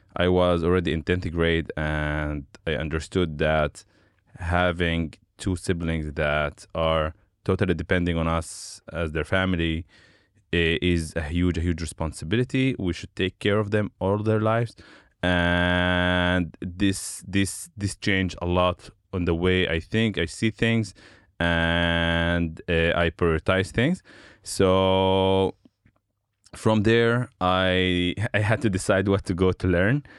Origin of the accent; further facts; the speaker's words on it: Shefa-'Amr, Northern District, Israel; English is a second language; also born or lived in Haifa; I grew up in Shafamer, which is uh, in the Galilee area